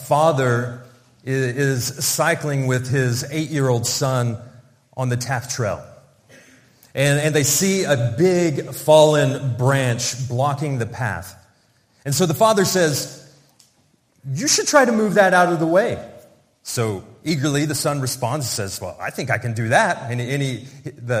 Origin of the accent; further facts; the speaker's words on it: Oklahoma, United States; moved away as an adult; also born or lived in Russia / Moscow, Russia; now in Cardiff, United Kingdom; We grew up in the same village in Oklahoma